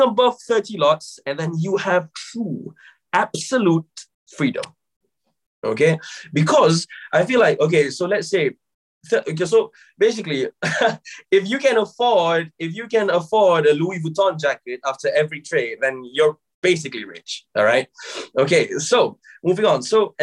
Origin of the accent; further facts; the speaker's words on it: Malaysia; now in United Kingdom; I'm originally from Malaysia, yeah. But right now I'm based in the UK.